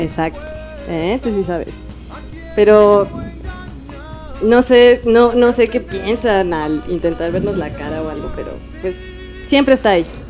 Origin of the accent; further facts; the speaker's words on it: Mexico City, Mexico; los que somos de la Ciudad de México